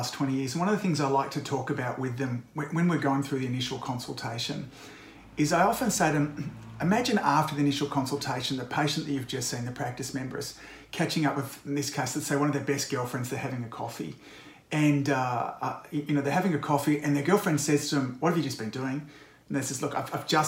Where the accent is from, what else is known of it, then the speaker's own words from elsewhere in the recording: Australia; I'm an Aussie